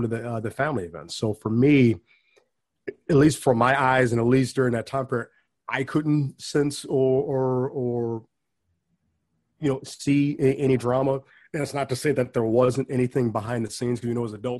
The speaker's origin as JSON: {"language": "English", "town": "Bellwood", "region": "Illinois", "country": "United States", "tie": "born or raised there", "also_born_or_lived": "Schaumburg"}